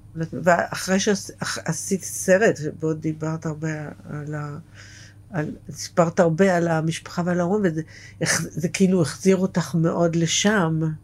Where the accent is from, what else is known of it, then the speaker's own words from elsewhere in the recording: Beersheba, Southern District, Israel; moved away; זה איפה שגדלתי, בבאר שבע